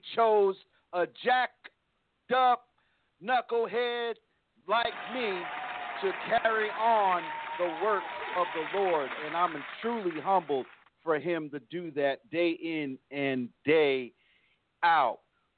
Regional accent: East Coast, United States; now in Texas, United States; me and Chaplain, we're from the East Coast, so this type of weather isn't new. But we're here in Texas now, and our winter skins kind of shed from being up east

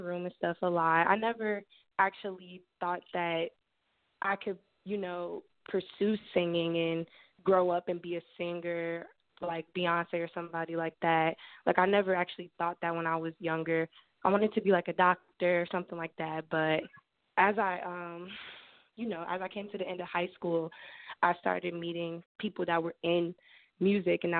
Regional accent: Cincinnati, Ohio, United States; I'm from Cincinnati, Ohio. I was born and raised here.

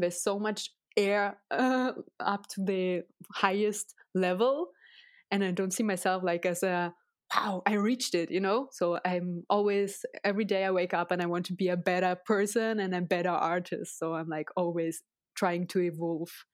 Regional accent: Russia; English is a second language; moved away; I was born and raised in Russia

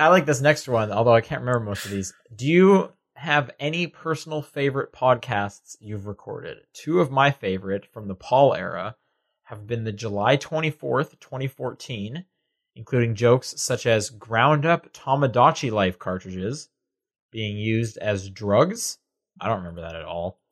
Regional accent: Canada; now in United States

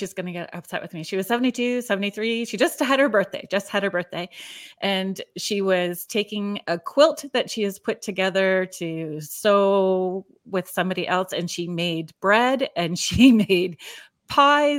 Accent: Northern Ontario, Canada; I grew up in Northern Ontario

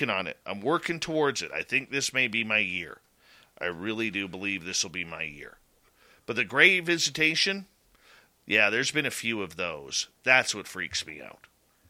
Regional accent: Canada; I'm from Canada

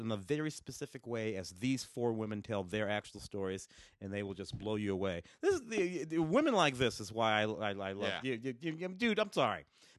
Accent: Tennessee, United States; born there; I was born in Tennessee. And you grow up going back there. We grew up in the city, but we were always going back down south.

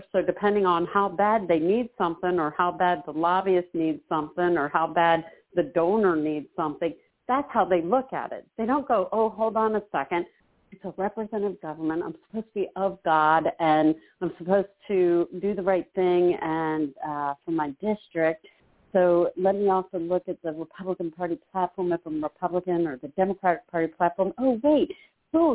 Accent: Philadelphia, Pennsylvania, United States; I was born in Philadelphia

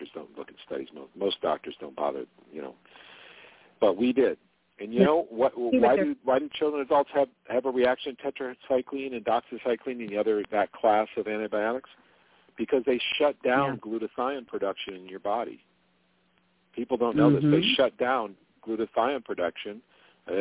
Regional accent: Jamestown, New York, United States; moved away as an adult; in Jamestown, New York, which is where I lived at the time, that's where I was born

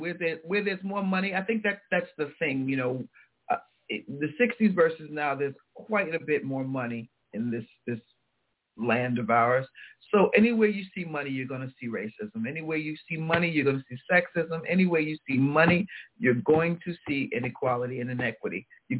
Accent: Tennessee, United States; we were reminiscing about growing up in Tennessee. Now, she was there full-time. I was there part-time.

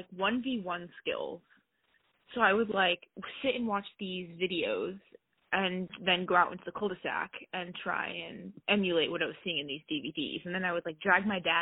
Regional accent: Cary, North Carolina, United States; also born or lived in Boca Raton, Florida; I grew up in Cary, North Carolina. But I was born in Boca Raton, Florida, but we moved when I was, like, 10 months old

